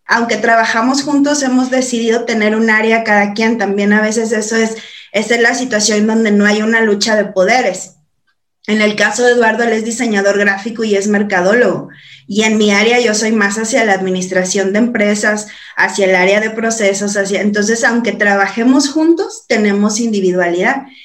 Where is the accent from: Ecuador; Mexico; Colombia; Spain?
Mexico; San Luis Potosí; moved away; soy de San Luis Potosí, estoy más para el norte que para acá